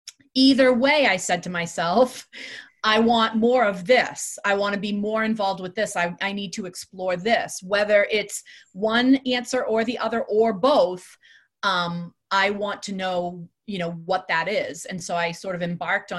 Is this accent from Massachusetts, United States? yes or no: yes; Salem, Massachusetts, United States; I grew up in Salem. That's where I'm from